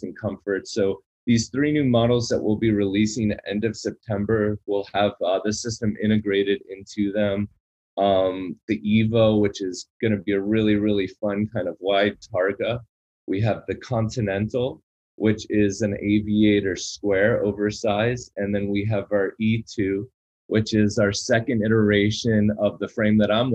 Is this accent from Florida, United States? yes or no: yes; Boca Raton, Florida, United States; my hometown of Boca Raton